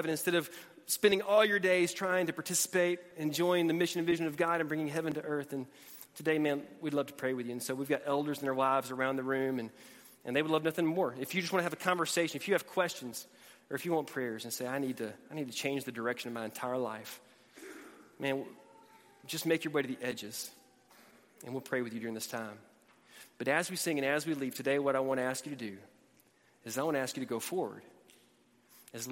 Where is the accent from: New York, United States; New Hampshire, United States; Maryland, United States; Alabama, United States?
Alabama, United States; also born or lived in Georgia / Atlanta, Georgia / Tennessee; now in Texas, United States; Born in Georgia, raised in Alabama, lived in Atlanta, lived in Tennessee